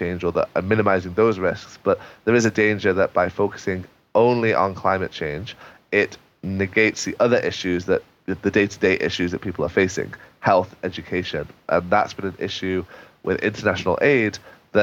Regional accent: England, United Kingdom; for me as an Englishman

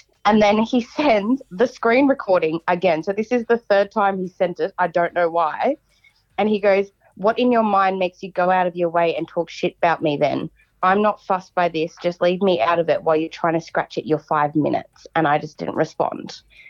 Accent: Cairns, Queensland, Australia; I'm from Cairns.

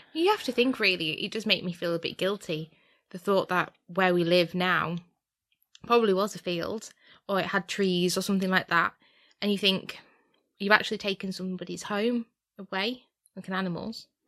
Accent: United Kingdom; we are British

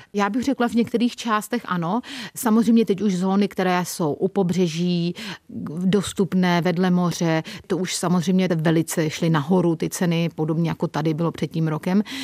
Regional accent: České Budějovice, South Bohemian Region, Czechia; moved away as an adult; also born or lived in United Kingdom; now in Torremolinos, Spain; Já jsem původem z Českých Budějovic.

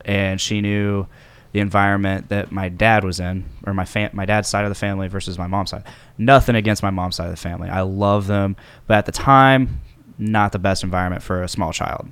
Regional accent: Delphi, Indiana, United States; also born or lived in Lafayette, Indiana; born and raised in Delphi, Saint Indiana

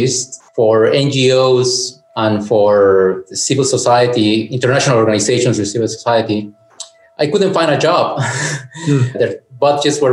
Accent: Mexico City, Mexico; moved away as an adult; also born or lived in San Cristóbal de las Casas, Chiapas; now in Veracruz, Mexico; I grew up in Mexico City.

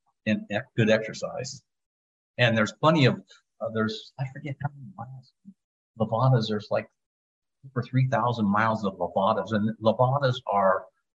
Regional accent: United States; moved away as an adult; now in Madeira, Portugal; For being American, we're the dummies because we only speak one language

